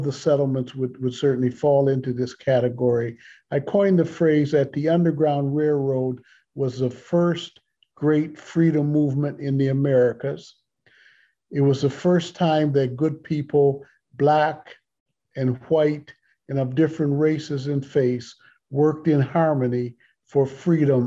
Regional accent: Canada; with great pride as a proud Canadian

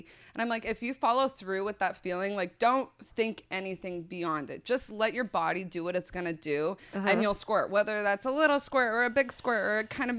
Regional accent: Idaho, United States; moved away as an adult; I'm from Idaho.

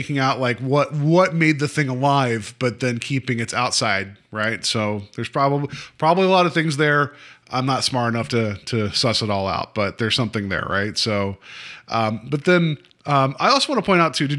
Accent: West Virginia, United States; now in Ohio, United States; where I grew up in West Virginia, there would be no phone calls.

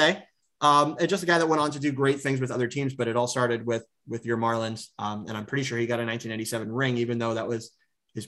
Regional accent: San Diego, California, United States; growing up in San Diego

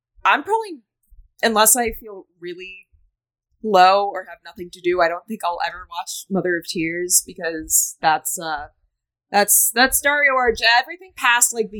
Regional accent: Boston, Massachusetts, United States; I'm also from Boston, so that means like I can't pronounce anything correctly. That's just a regional deficiency

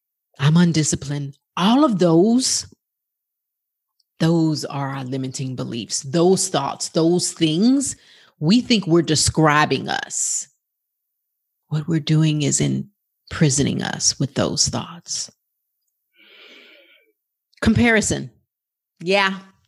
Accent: Bronx, New York, United States; also born or lived in Brooklyn; now in Dallas, United States; I was born in Brooklyn, New York. And I lived in the Bronx until I came to Dallas, Texas.

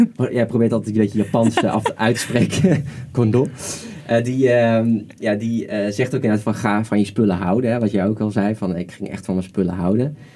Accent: Netherlands; we als Nederlanders

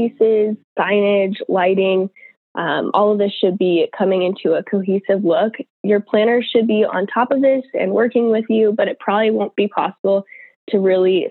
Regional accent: Orange County, California, United States; moved away as an adult; now in Boise, United States; I grew up in Orange County, California

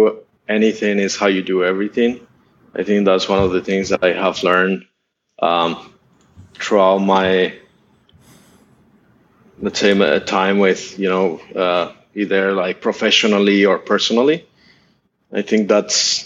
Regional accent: Bogotá, Colombia; moved away as an adult; also born or lived in San Francisco, United States; now in Southeast Asia; My dad is Colombian. My mom is Russian. I grew up in Bogota

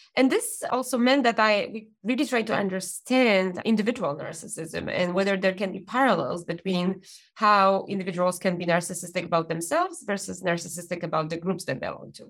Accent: Poland; moved away as an adult; now in United Kingdom; Growing up in Poland

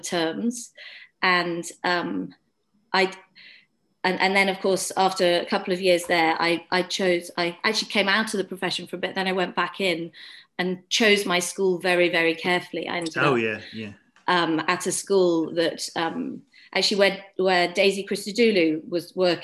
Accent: Wales, United Kingdom; moved away; I grew up in Wales, went to a rural village school where we did lots of Welsh language

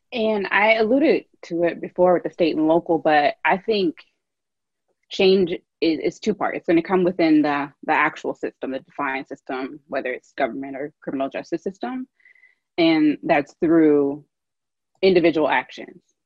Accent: Louisville, Kentucky, United States; moved away; I grew up in Louisville

